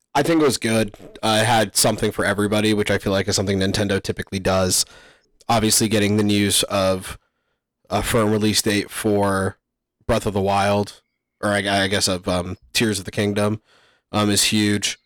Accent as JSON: {"language": "English", "country": "Canada", "said": "As a Canadian"}